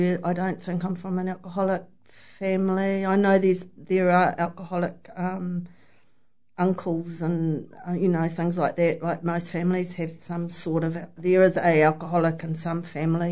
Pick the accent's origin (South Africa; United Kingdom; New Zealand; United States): New Zealand; Hamilton, Waikato; I'm from Hamilton